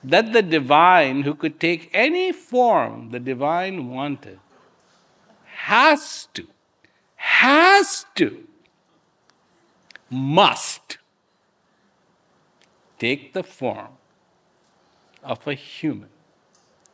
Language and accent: English; India; I was born in India.